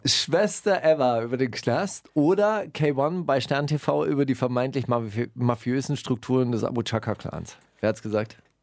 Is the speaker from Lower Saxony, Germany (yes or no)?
no; small town near Stuttgart, Baden-Württemberg, Germany; now in Berlin, Germany; ich komme ja auch aus einer kleinen Stadt.